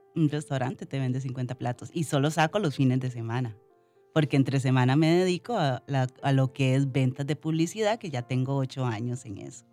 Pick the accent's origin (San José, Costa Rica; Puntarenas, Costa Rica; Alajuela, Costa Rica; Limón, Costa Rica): Limón, Costa Rica; yo soy de Limón, muy orgullosamente cedo de las 7. Eh, crecí en una familia humilde